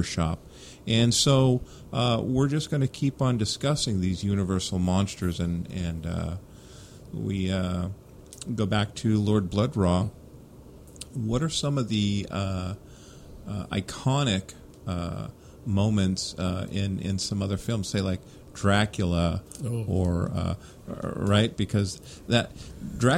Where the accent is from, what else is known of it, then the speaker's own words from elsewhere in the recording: Bay Area, California, United States; Growing up in the Bay Area, Bob Wilkins on Creature Features